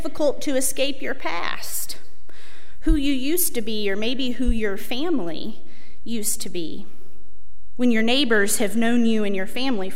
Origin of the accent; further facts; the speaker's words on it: Pleasant Garden, North Carolina, United States; I grew up in one, not this one, but one about 45 minutes up Highway 421 North. And every time I tell somebody that I am from Pleasant Garden, North Carolina